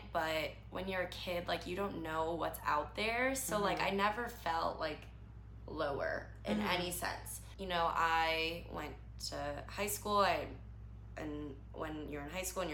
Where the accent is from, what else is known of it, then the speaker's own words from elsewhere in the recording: Chicago, Illinois, United States; I grew up very differently than I live now. So I'm from Chicago.